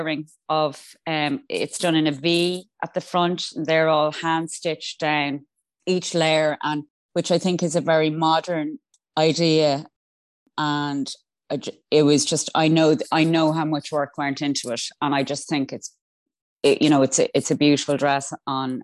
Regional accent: Ireland; I'm also Irish.

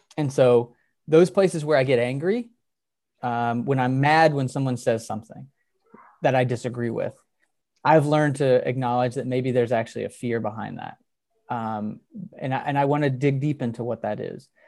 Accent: Texas, United States; growing up in Texas

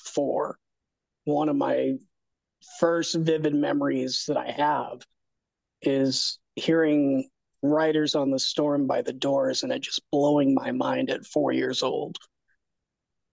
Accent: Arcadia, California, United States; I grew up in Southern California in a town called Arcadia, which is right next to Pasadena

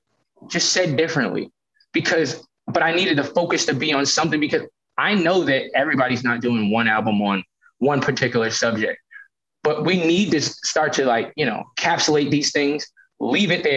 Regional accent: Boston, Massachusetts, United States; I grew up in Roxbury

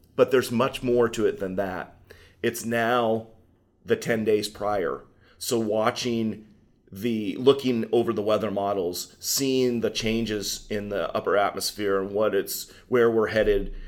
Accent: Laurel, Washington, United States; growing up in Laurel, uh, kind of there on, uh, in the middle of, of Linden, Bellingham, Ferndale, and Everson

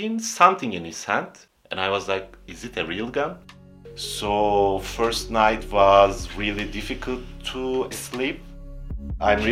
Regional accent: Istanbul, Turkey; moved away as an adult; also born or lived in Antalya, Turkey; now in Germany; I was born in Antalya, the southern city in Turkey, but I mostly grew up in Istanbul. I moved to Istanbul when I was 10 or 11

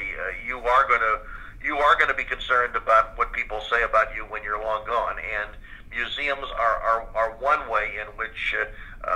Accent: Chicago, Illinois, United States; William Paley and myself both graduated from Carl Schurz High School

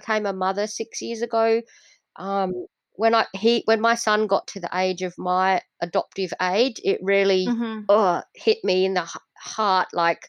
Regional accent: Indonesia; born there; I know that I was born in Indonesia, but I didn't have the opportunity to become Indonesian because I didn't know the food.

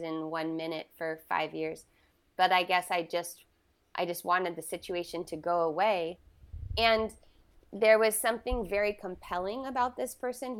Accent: Southern California, United States; I was born in Northern California, and I was raised in Southern California

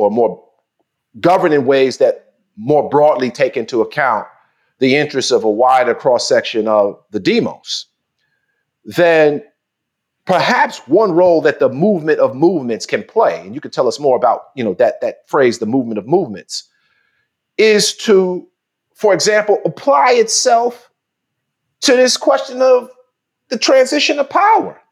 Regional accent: New York City, New York, United States; I'm from Queensbridge

